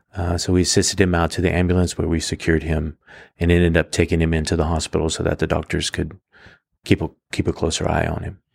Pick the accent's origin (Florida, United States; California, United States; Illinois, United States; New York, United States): California, United States; Fresno; now in Reedley, United States; I was born and raised in Fresno